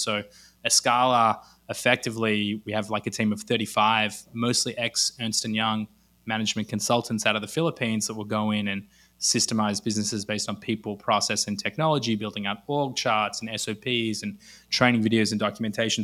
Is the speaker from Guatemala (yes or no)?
no; Australia; accent: Australian; moved away as an adult; also born or lived in Los Angeles, United States; now in Israel; I grew up in Australia, actually lived in Los Angeles for three years in between